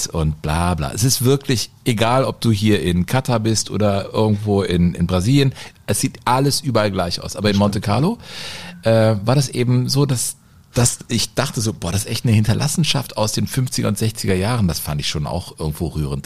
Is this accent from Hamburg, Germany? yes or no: no; Cologne, North Rhine-Westphalia, Germany; ich bin am Rhein groß geworden